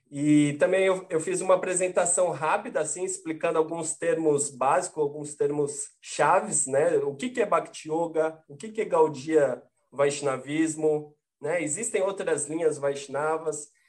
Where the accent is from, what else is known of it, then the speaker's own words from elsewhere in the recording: Santos, São Paulo, Brazil; Santos, que é a minha cidade natal.